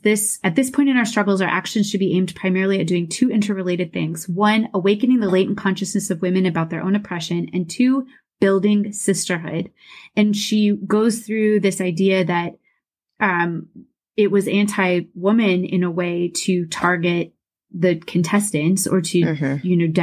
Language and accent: English; Des Moines, Iowa, United States; Mandy and I grew up in Des Moines, Iowa. That's where I currently live